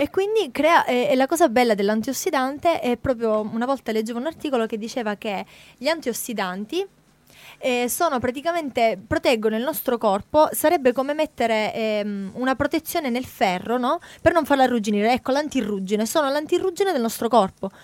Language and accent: Italian; Italy; come italiani